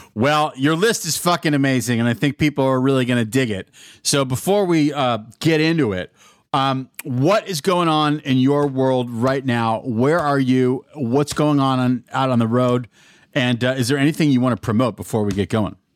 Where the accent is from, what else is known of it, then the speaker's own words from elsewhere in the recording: Albuquerque, New Mexico, United States; also born or lived in Pittsburgh, Pennsylvania; I was born in Pittsburgh, but my family moved to Albuquerque, New Mexico in nineteen eighty.